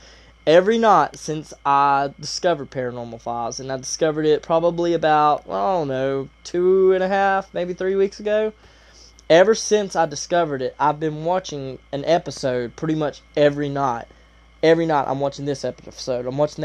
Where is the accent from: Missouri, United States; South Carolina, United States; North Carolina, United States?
North Carolina, United States; Asheville; I live in Asheville, North Carolina. So I'm from the Carolinas